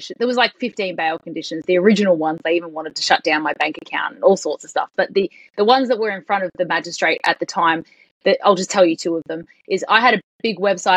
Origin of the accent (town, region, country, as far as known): Australia